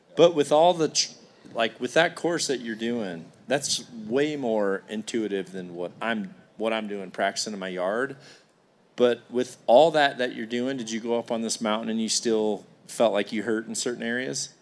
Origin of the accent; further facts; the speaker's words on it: Iowa, United States; I come here from Iowa